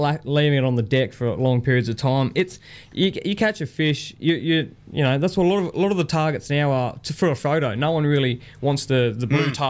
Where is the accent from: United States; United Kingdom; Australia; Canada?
Australia; Barossa, South Australia; moved away; I'm from Barossa.